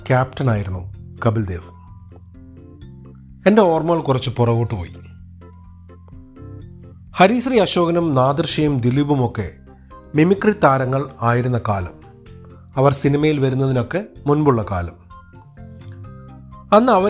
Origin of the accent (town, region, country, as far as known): India